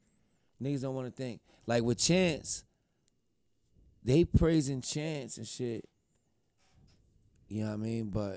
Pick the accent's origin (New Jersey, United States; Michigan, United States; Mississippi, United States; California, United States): New Jersey, United States; I'm from New Jersey, New York, New Jersey area.